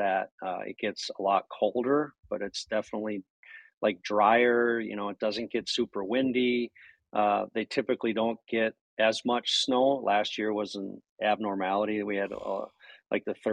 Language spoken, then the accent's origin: English; Minnesota, United States; moved away; I'm from Minnesota as well.